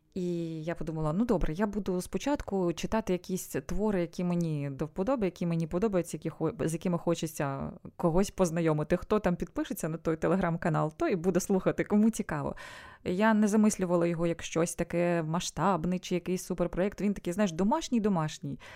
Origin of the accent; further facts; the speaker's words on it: Sievierodonetsk, Luhansk Oblast, Ukraine; moved away as an adult; now in Spain; Я народилася в Сєвєродонецьку.